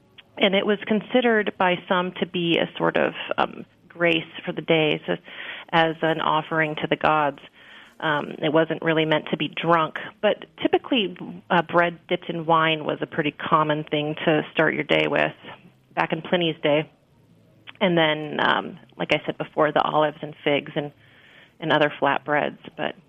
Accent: Scotland, United Kingdom; oatmeal, of course, and being Scottish, it's almost a Scottish national dish.

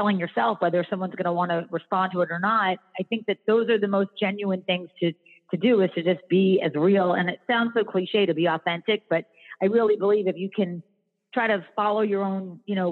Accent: Philadelphia, Pennsylvania, United States; now in North Carolina, United States; I grew up in Philadelphia

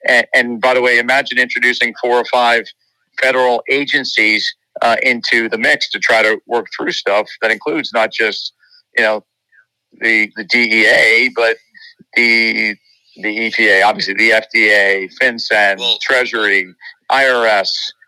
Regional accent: New York, United States; I'm a New Yorker, and, you know, I live amongst diversity and embrace it.

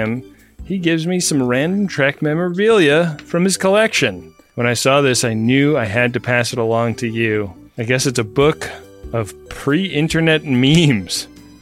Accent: Oakland, California, United States; my hometown of Oakland, California

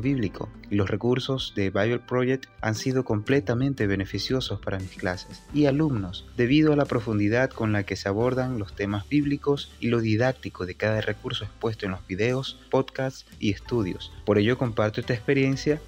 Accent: Venezuela; soy de Venezuela

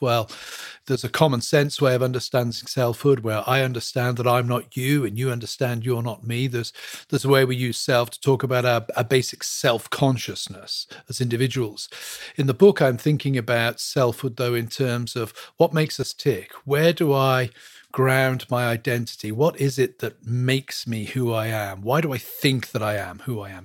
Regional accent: England, United Kingdom; moved away as an adult; also born or lived in Western Pennsylvania; now in Pennsylvania, United States; I was born and brought up in England, moved here in two thousand one to teach at a seminary

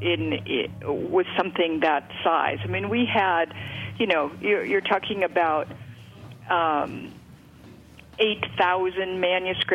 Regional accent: East Coast, United States; my childhood growing up on the East Coast

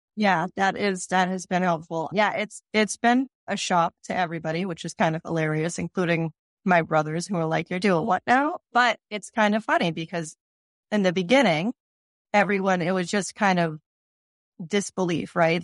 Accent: Cambridge, Massachusetts, United States; moved away as an adult; Cambridge, and I've grown up here, and I lived in other places and came back

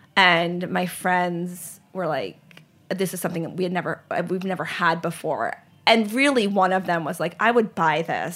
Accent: Charlotte, North Carolina, United States; also born or lived in Lehigh Valley, Pennsylvania; I grew up in Charlotte, North Carolina.

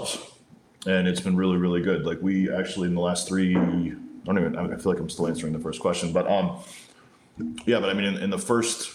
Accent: New Jersey, United States; I grew up in Jersey, in North Jersey

